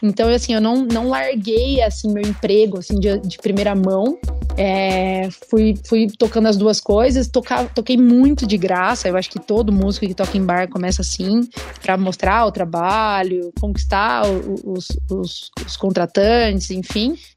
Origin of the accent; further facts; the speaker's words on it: Brazil; eu fui a única brasileira a ser escolhida para cantar na Hungria